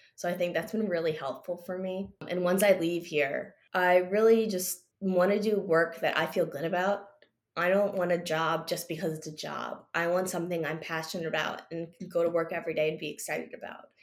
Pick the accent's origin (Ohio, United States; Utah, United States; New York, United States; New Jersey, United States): New Jersey, United States; also born or lived in Maryland; being in my home state